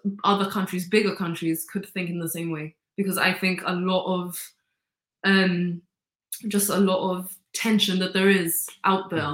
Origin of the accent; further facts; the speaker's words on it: Gibraltar; I don't have an accent. I don't have an accent at all. Because obviously everyone in Gibraltar more or less speaks like me